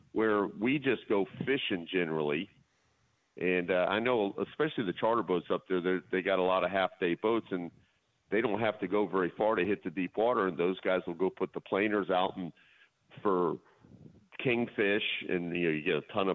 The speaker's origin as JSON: {"language": "English", "town": "Miami", "region": "Florida", "country": "United States", "tie": "born or raised there", "said": "I'm from Miami. I've been born here, so, you know, I haven't been elsewhere"}